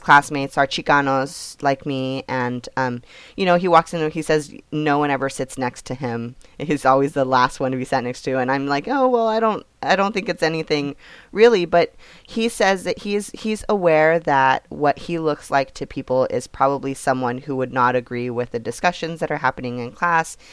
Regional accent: California, United States; I'm from California

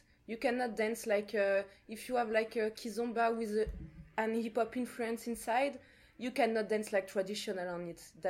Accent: Martinique

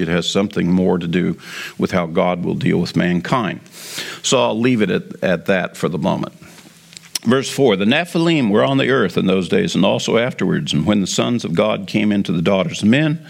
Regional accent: United States

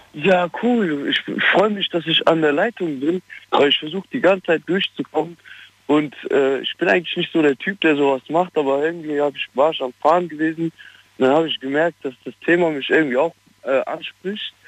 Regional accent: Ratingen, North Rhine-Westphalia, Germany; Ich bin aus Ratingen

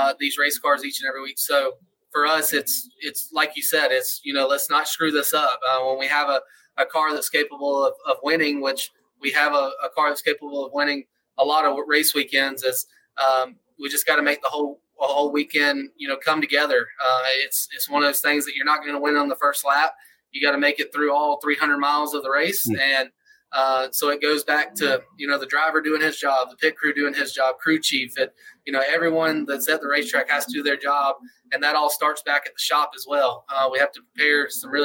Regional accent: Atlanta, Georgia, United States; I grew up in Atlanta, Georgia area

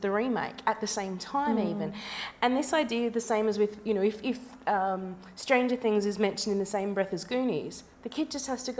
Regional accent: Melbourne, Victoria, Australia; growing up in Melbourne

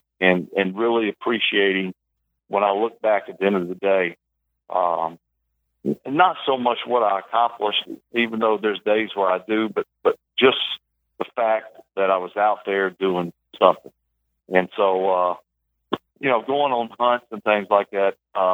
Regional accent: South Mississippi, United States; growing up in South Mississippi, we never got snow

